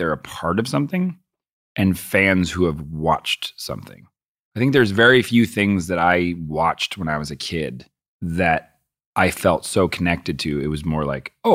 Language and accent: English; Boston, Massachusetts, United States; I grew up in Boston